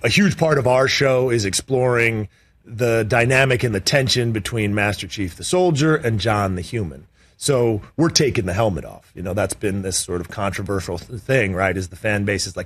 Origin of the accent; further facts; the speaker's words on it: British Columbia, Canada; moved away; also born or lived in Pittsburgh; growing up in British Columbia